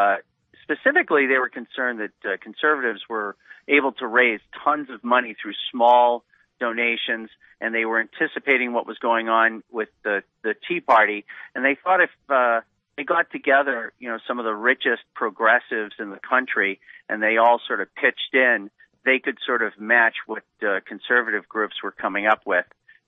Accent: Boston, Massachusetts, United States; I'm from Boston myself, so it's especially good to be with you.

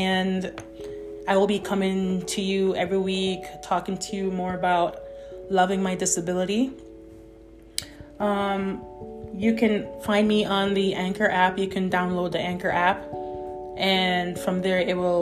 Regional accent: Jamaica; I was born in Jamaica

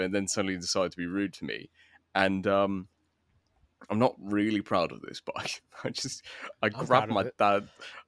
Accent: London, United Kingdom; also born or lived in Bristol; as a Londoner

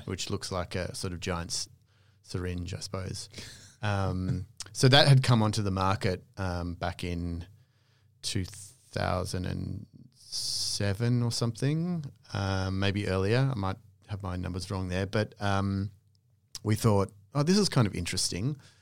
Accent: Australia; moved away as an adult; also born or lived in London; I was from Australia

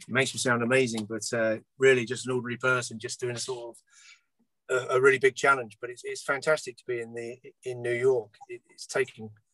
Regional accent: London, United Kingdom; I was born in London, which is landlocked

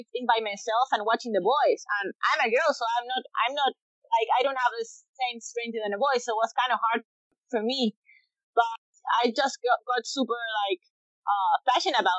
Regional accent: Chile; Born and raised in Chile

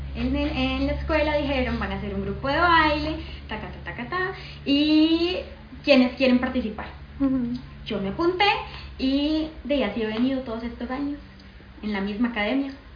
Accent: San José, Costa Rica; also born or lived in San Juan; yo nací sí, aquí en San José

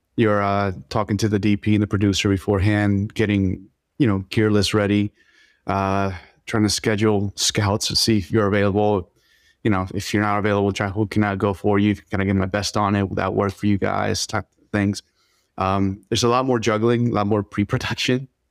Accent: Philadelphia, Pennsylvania, United States; also born or lived in Dominican Republic; I grew up in Philly.

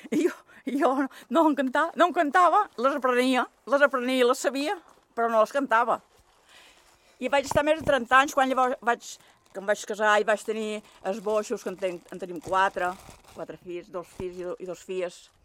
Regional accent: Sant Jordi, Balearic Islands, Spain; Vaig néixer a Sant Jordi.

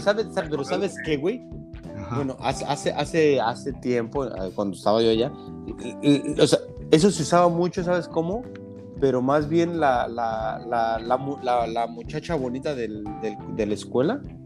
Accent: Mexico; moved away; soy de México

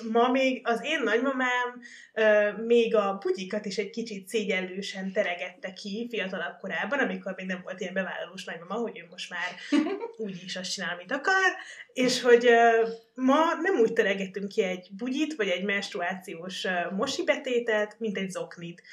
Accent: Baranya, Hungary; én amúgy baranyai vagyok

